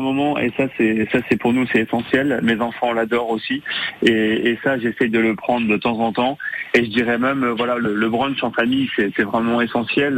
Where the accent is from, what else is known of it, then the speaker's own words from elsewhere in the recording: Quintin?, Côtes-d'Armor, Brittany, France; now in Carantec, France; Costard mauritain de cœur, parce que je suis originaire de Gosson, euh, en plein Côte d'Armor